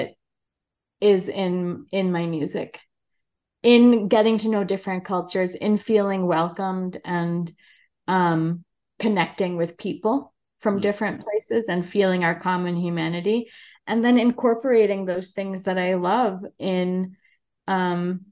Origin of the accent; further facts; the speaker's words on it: New York City, New York, United States; also born or lived in Brazil; I'm American and born and raised in New York